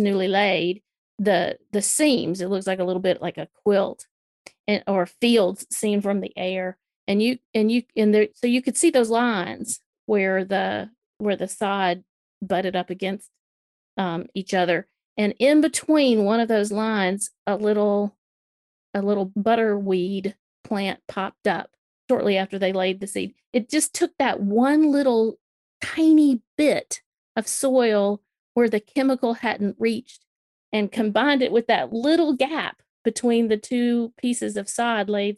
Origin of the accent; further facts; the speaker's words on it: Alabama, United States; also born or lived in South Carolina; now in Tennessee, United States; I live in Tennessee. I grew up in Alabama, went to school in South Carolina, married a Georgia boy. I'm pretty Southern through and through